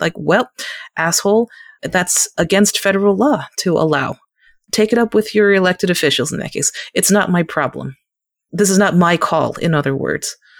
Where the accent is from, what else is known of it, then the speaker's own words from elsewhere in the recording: United States; as an Asian American. Second, as an American